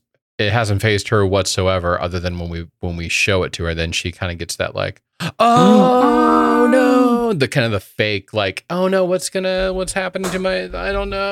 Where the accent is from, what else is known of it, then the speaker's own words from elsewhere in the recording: Indiana, United States; I've had more experience with it growing up in Indiana and being running through all the creeks and woods and all that kind of stuff.